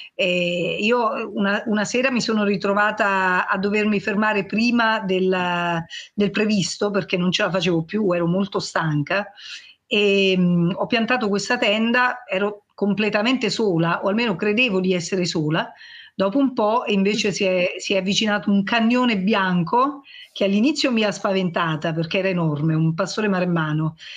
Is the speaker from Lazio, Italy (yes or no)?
no; Cilento coast, Campania, Italy; Sulla costa siamo più abituati